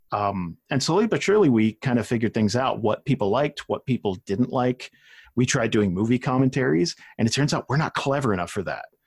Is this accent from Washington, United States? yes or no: no; New Jersey, United States; moved away; I grew up in South Jersey